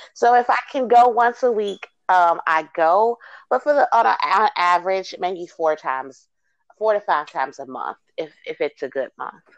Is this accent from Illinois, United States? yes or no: yes; Chicago, Illinois, United States; moved away; I'm originally from Chicago